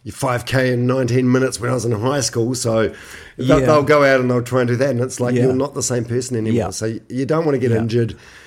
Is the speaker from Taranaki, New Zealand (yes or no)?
no; Manawatū-Whanganui, New Zealand; but I'm from Manawatu originally.